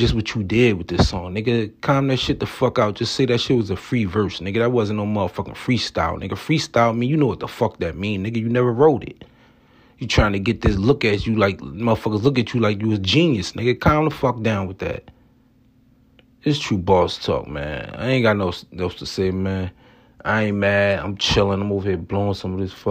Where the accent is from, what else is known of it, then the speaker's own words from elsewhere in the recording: Atlantic City, New Jersey, United States; I come from Atlantic City, New Jersey